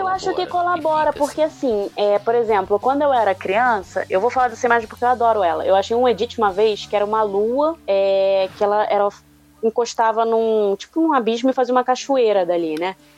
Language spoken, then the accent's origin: Portuguese; Rio de Janeiro, Brazil; Com esse puxado assim, levemente de X, mas eu sou carioca